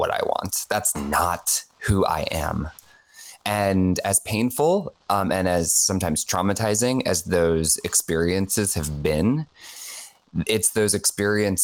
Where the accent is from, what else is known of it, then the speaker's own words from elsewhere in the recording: Rockville, Maryland, United States; I grew up in Catholic school in Rockville, Maryland.